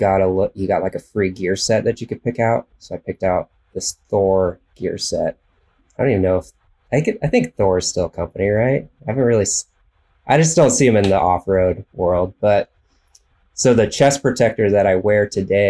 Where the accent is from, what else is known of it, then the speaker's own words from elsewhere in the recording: Central Valley, California, United States; also born or lived in Idaho; now in Northern California, United States; I grew up in the Central Valley, California